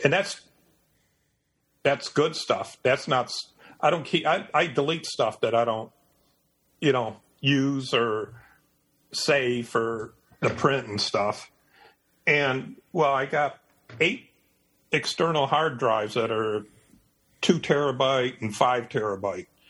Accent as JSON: {"language": "English", "town": "Detroit", "region": "Michigan", "country": "United States", "tie": "born or raised there", "moved": "as an adult", "lives_now": "Eastern North Carolina, United States", "said": "I was born in Detroit, Michigan. I lived in Michigan for 51 years"}